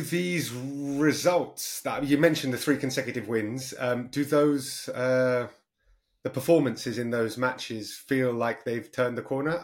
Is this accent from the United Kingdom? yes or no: yes; London, United Kingdom; I'm from North London